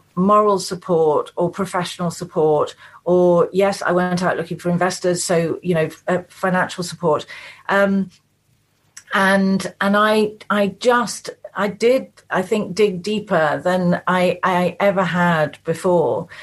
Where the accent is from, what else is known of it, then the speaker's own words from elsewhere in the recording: the Cotswolds, South West England, United Kingdom; now in Chilterns, United Kingdom; I was born and brought up in the Cotswolds. I now live in the Chilterns.